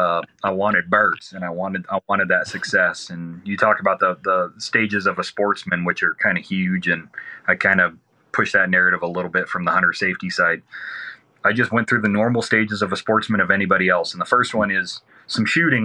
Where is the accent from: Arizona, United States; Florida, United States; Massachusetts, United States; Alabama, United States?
Arizona, United States; Southeast; I'm from Southeast Arizona.